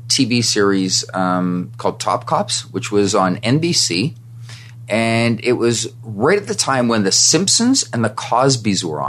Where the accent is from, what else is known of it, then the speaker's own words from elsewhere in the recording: Canada; moved away as an adult; now in United States; I grew up in Canada